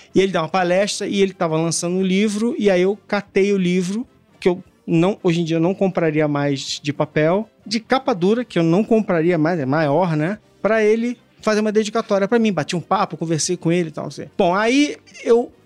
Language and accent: Portuguese; Brazil; a gente cresceu no Brasil